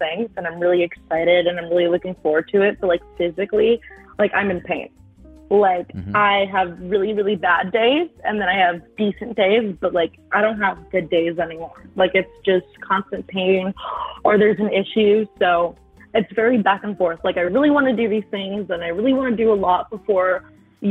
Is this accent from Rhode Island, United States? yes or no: no; Philadelphia, Pennsylvania, United States; also born or lived in South Carolina; now in Colorado, United States; I was born in Philly, but I currently live in Colorado